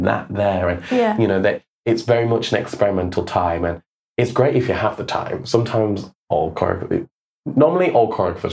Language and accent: English; Yorkshire and the Humber, United Kingdom; now in Birmingham, United Kingdom; it's very close to my hometown